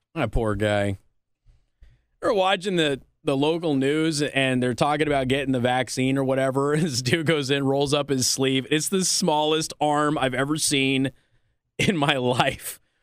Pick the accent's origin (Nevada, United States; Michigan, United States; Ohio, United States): Nevada, United States; Clark County School District; I'm from Clark County School District